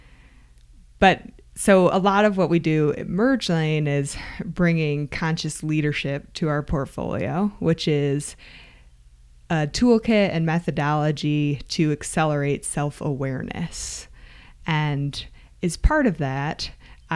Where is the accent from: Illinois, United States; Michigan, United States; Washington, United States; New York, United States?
Michigan, United States; I grew up in Michigan